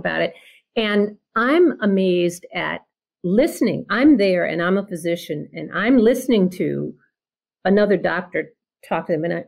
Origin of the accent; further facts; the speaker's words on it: Mobile, Alabama, United States; I grew up in Mobile